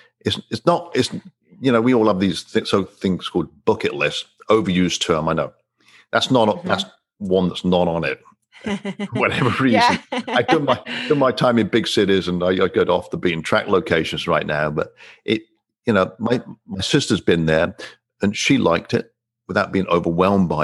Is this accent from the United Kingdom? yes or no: yes; England, United Kingdom; growing up in England, it was mandatory for me to learn French